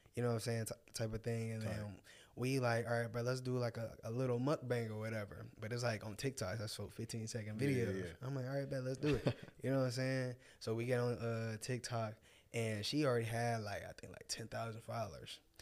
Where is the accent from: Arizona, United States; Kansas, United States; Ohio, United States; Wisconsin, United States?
Arizona, United States; born or raised there; moved away; also born or lived in Detroit, Michigan